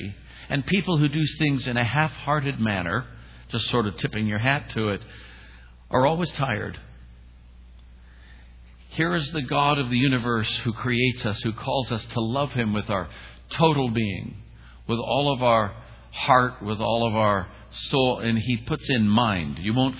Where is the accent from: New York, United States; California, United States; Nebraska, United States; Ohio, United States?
California, United States; Oakland; moved away as an adult; also born or lived in Alameda, California / Falls Church, Virginia; I'm a kid from East Oakland, California. I wasn't raised with money.